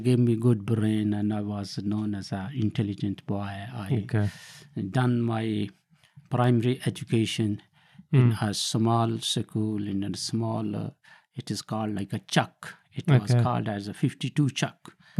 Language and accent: English; Sargodha, Punjab, Pakistan; moved away as an adult; now in United Kingdom; So I was born in Pakistan in district Sargodha.